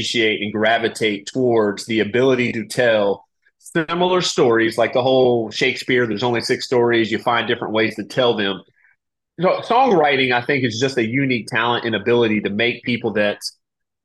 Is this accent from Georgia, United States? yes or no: no; Raleigh, North Carolina, United States; moved away as an adult; also born or lived in Germany; I grew up in Raleigh, North Carolina